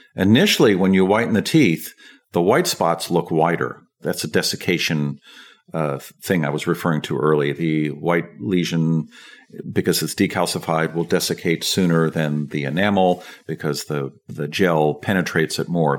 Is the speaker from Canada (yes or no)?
no; San Francisco, California, United States; I grew up in San Francisco, and it's a fluoridated water supply.